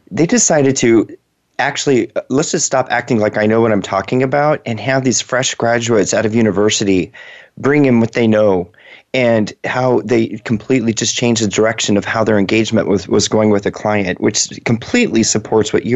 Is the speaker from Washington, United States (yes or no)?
yes; Seattle, Washington, United States; moved away; That's where I grew up in Western Washington